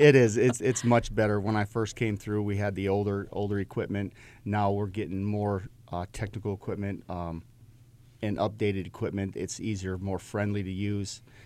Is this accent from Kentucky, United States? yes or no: no; Upper Peninsula of Michigan, United States; now in Virginia Beach, United States; I grew up in the Great Lakes, uh, in the Upper Peninsula of Michigan